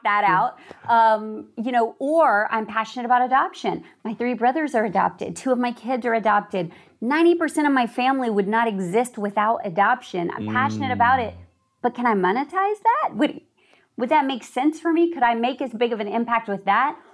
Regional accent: Hollywood, Florida, United States; I was born in Hollywood, Florida

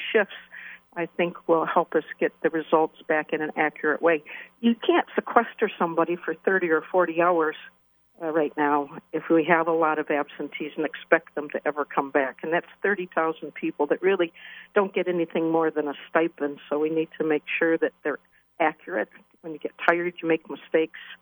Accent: Waterford, Michigan, United States; I was born and raised in Waterford and just sold my childhood home 2 years ago

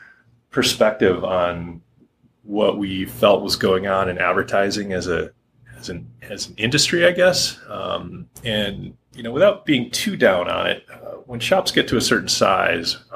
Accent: Harbor Springs, Michigan, United States; moved away as an adult; also born or lived in Grosse Pointe, Michigan / Grand Rapids, Michigan; now in Hood River, United States; born and raised in Michigan

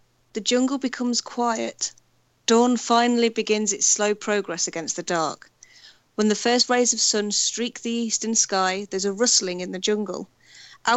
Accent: United Kingdom; I'm British

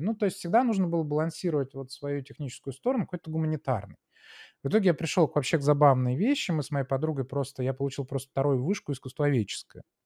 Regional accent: Saint Petersburg, Russia; moved away as an adult; also born or lived in United States; я был такой питерский технарь

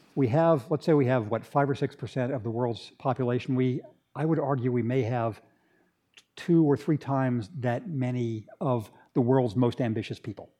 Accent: Redlands, California, United States; moved away as an adult; also born or lived in Berkeley, California / England / Washington, D.C.; where I grew up in Redlands

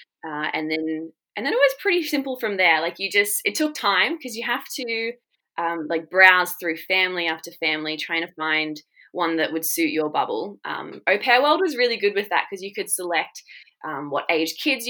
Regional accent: Shoalhaven, New South Wales, Australia; also born or lived in United Kingdom; I come from a really great town called Cobarra Beach in the Shoalhaven of Australia. I've lived there pretty much all my life and have been very blessed to grow up here.

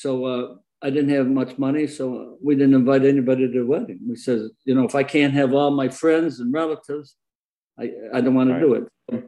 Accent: Hornell, New York, United States; moved away; also born or lived in Batavia, New York; Hornell, New York

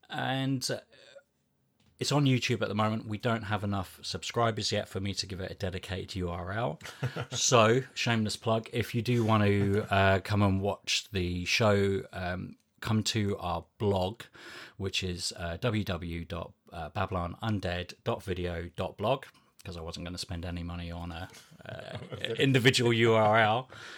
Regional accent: New Zealand; I didn't know who he was because I grew up in New Zealand.

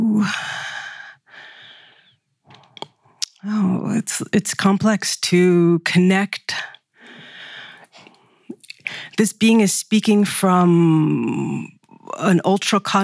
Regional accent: United States; growing up in the United States

